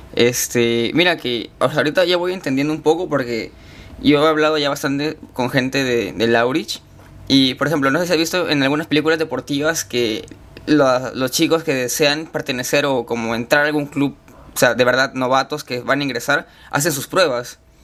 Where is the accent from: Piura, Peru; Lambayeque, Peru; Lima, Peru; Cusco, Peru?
Lambayeque, Peru; Chiclayo; moved away as an adult; yo he vivido en Chiclayo toda mi vida, hasta que acabé el colegio